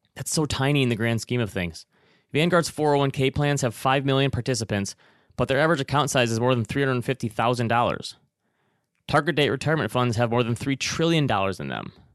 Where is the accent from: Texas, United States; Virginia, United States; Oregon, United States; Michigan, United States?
Michigan, United States; Traverse City; moved away; my hometown of Traverse City, Michigan